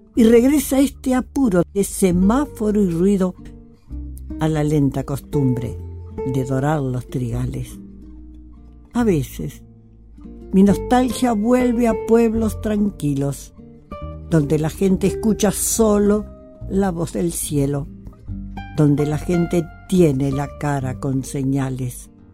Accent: Concepción del Uruguay, Entre Ríos, Argentina; moved away; also born or lived in Buenos Aires; Nací en Concepción del Uruguay, Entre Ríos

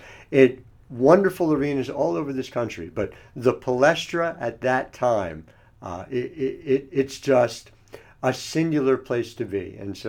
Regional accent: New Jersey, United States; I grew up in South Jersey

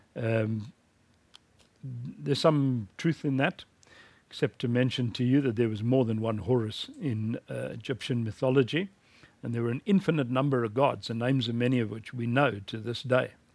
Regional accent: South Africa; in my home country, South Africa

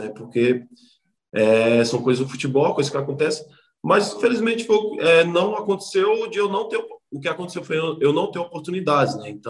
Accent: Brazil; E, cara, eu vim do Brasil, então o que é que esses caras estão fazendo aqui?

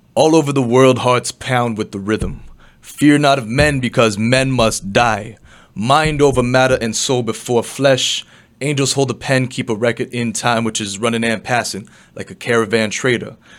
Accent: Toronto, Ontario, Canada; also born or lived in China; grew up in the west end of Toronto

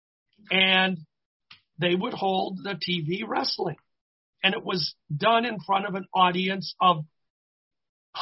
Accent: Minneapolis–Saint Paul, Minnesota, United States; my hometown of the Twin Cities

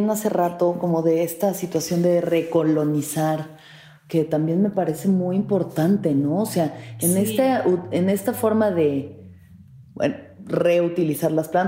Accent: Mexico

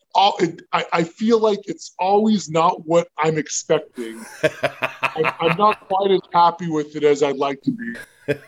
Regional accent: Southern California, United States; we grew up in Southern California.

